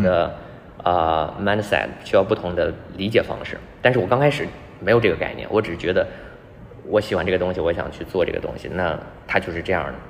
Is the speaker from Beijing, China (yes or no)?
yes; Beijing, China; moved away as an adult; also born or lived in Guangzhou; 我是北京人嘛，然后在广州也待了一段时间，说还是想，还是可能得回老家